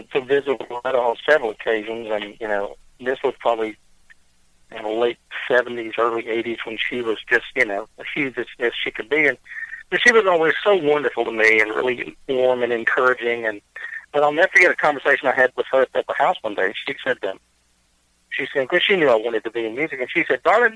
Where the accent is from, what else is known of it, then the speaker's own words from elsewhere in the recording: Waverly, Tennessee, United States; born and raised out here.